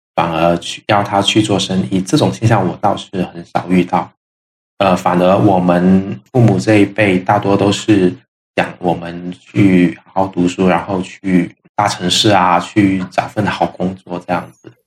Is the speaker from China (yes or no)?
yes; Shantou, Guangdong, China; now in Guangzhou, China; 我是潮汕人，来自广东潮汕地区的汕头市